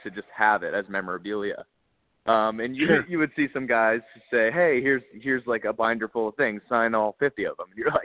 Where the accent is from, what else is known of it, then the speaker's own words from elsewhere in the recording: Atlanta, Georgia, United States; also born or lived in Pittsburgh, Pennsylvania; I'm from the Atlanta area. We moved to Atlanta when I was about 3 years old, and we've lived there ever since